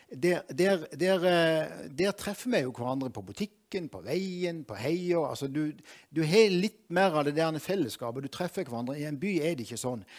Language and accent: Norwegian; Moi, Agder, Norway; jeg er fra Moi